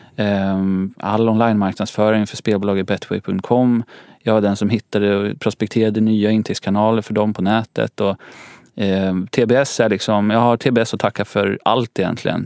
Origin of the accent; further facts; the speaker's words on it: Nyköping, Södermanland, Sweden; now in Stockholm, Sweden; jag kommer från en stad som heter Nyköping, ungefär en timme söder om Stockholm.